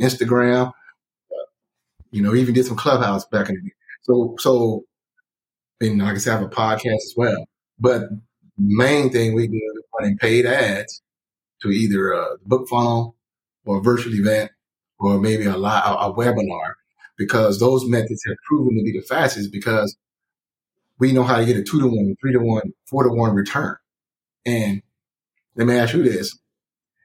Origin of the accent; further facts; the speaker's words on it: Tyler, Texas, United States; now in Dallas, United States; I'm from Tyler, Texas.